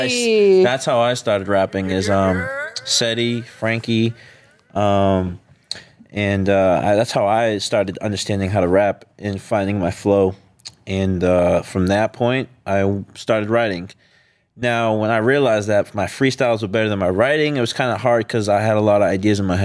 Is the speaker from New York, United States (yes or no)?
no; Peabody, Massachusetts, United States; I'm from Peabody, Mass